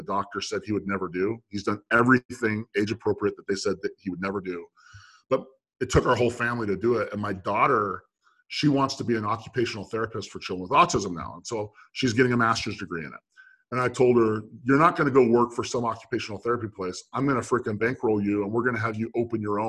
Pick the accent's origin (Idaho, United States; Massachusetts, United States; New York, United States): Idaho, United States; Meridian; also born or lived in Santa Clara, California; I lived in Meridian, Idaho, suburb of Boise, Idaho, okay? And that's where Hewlett Packard built all of their laser printers at the time. And so that's why we moved there from Santa Clara